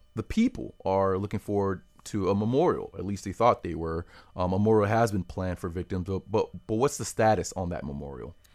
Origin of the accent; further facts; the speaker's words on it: Palm Beach County, Florida, United States; I'm from Palm Beach County